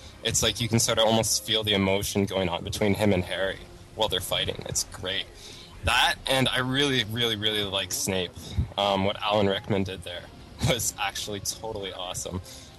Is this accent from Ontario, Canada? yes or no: yes; London, Ontario, Canada; I'm from London, Ontario, Canada, and I'm a Ravenclaw.